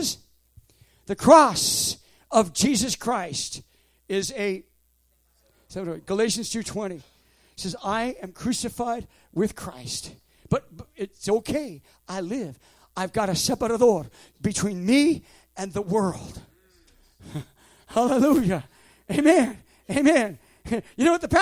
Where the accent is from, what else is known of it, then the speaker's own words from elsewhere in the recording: West Coast, United States; moved away; I'm from the West Coast.